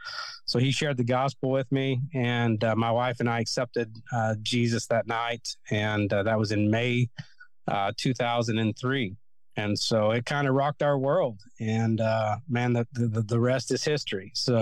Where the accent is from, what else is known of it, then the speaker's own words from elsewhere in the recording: Kentucky, United States; And so growing up in Kentucky, there's a church on every corner of the streets.